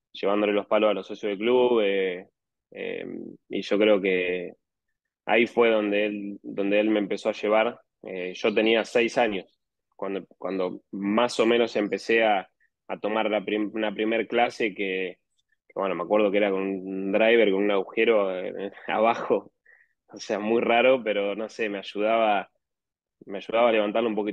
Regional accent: Argentina; Bueno, yo soy de La Barría, eh, de la misma ciudad de Alan Wagner, que es otro argentino también que juega.

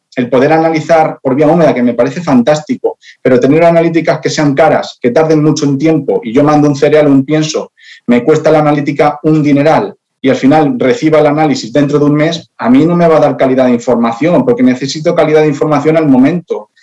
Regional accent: Spain; yo soy español

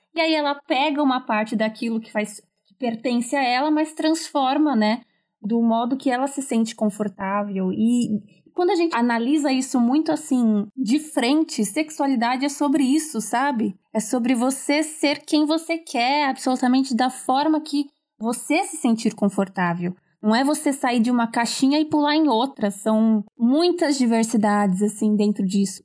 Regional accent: São Paulo, Brazil; sou de São Paulo, capital

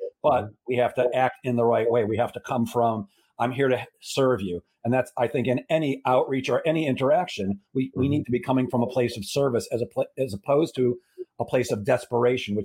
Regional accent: Chicago, Illinois, United States; I grew up in Chicago

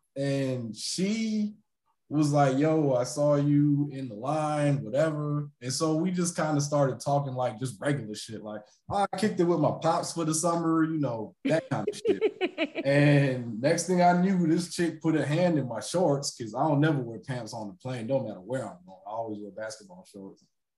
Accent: Jamaica; Ironically, me being Jamaican, I never been in a relationship with a Jamaican chick

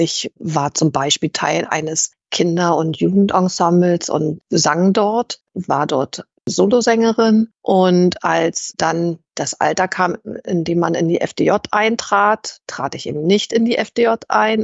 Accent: East Germany, Germany; ich in der DDR kritisch politisch aktiv und das habe ich am eigenen Leib erfahren, als ich eben als 13-Jährige bereits von der Stasi überwacht wurde

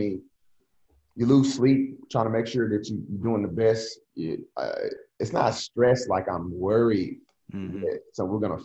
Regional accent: Nashville, Tennessee, United States; coaching as a head coach in Nashville, where I'm from

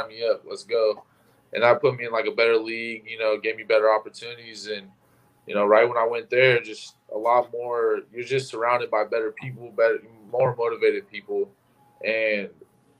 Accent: Sacramento, California, United States; moved away as an adult; also born or lived in Dixon, California; now in Eugene, United States; I grew up in like Northern California. I was born in Sacramento. I ended up moving to a little small town called Dixon, California, right next to UC Davis

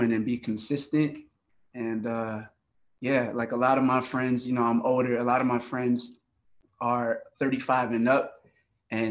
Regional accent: Miami, Florida, United States; Growing up in Miami, you know, there's salsa music everywhere

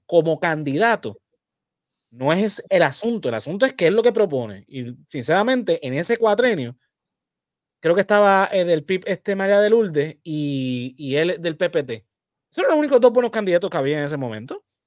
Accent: Puerto Rico

